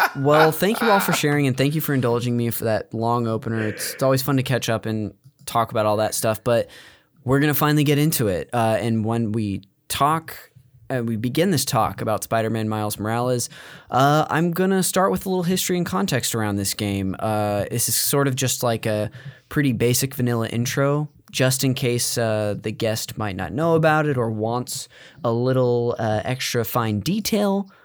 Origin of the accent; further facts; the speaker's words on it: Modesto, California, United States; I'm from Northern California, from Modesto